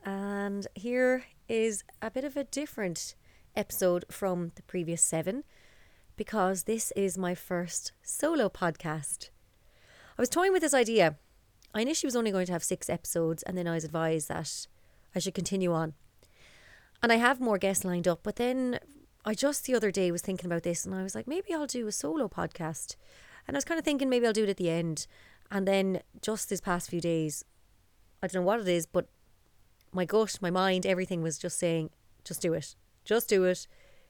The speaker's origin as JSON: {"language": "English", "town": "Dublin", "region": "Leinster", "country": "Ireland", "tie": "born or raised there", "said": "And I guess that story starts in Dublin. So I was born in 1989 in the Coombe Hospital. And there my life began in Dublin with my mother Pauline, my father Maxie and my brother Marcus. And our family home was in Dundrum"}